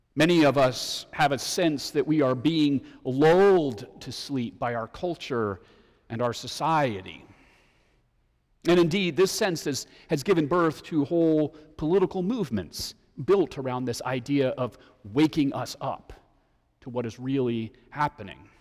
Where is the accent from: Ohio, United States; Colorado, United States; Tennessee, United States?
Colorado, United States; Denver; growing up in Denver when I was in high school